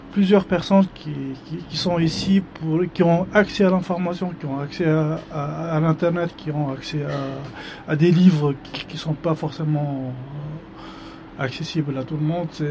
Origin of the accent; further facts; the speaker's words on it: Tunisia; moved away; Je suis tunisien